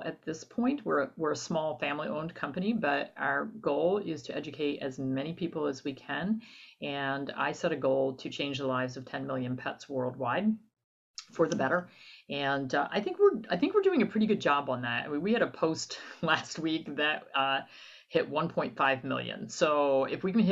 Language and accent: English; New Jersey, United States; moved away as an adult; also born or lived in Midwest; I'm originally from New Jersey